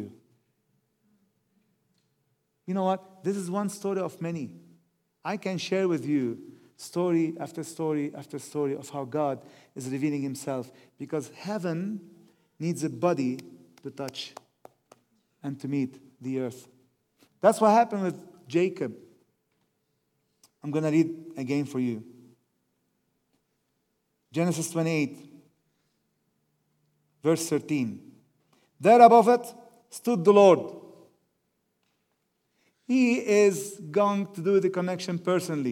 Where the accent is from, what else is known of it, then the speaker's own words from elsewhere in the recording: Lebanon; moved away; I say, from Lebanon